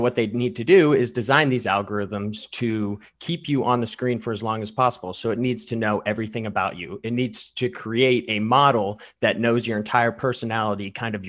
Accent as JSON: {"language": "English", "town": "Medina", "region": "Ohio", "country": "United States", "said": "I'm from Matthews District in Ohio, hailing from Medina, Ohio."}